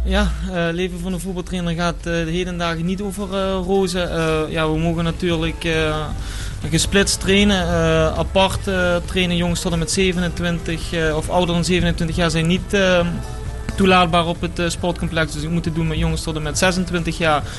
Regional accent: Bergen, Netherlands; moved away; oorspronkelijk kom ik uit Bergen

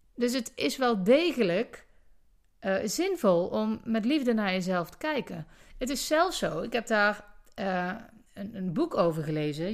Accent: Netherlands; wij als Nederlanders

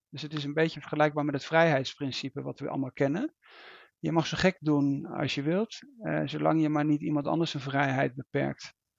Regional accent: Netherlands; als Nederlander

